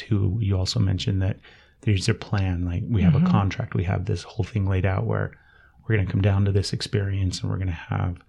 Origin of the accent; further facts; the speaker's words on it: Utah, United States; I'm from Utah and my kids are in Utah